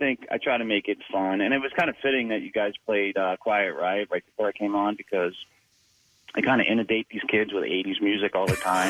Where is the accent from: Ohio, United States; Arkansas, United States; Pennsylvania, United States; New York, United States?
Pennsylvania, United States; Gilbertsville; I'm from Gilbertsville, Pennsylvania.